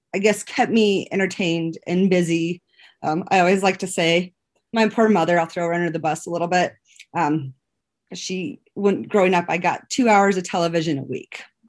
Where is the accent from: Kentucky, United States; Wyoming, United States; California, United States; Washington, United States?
Wyoming, United States; Powell; moved away as an adult; also born or lived in Laramie, Wyoming; I grew up in Powell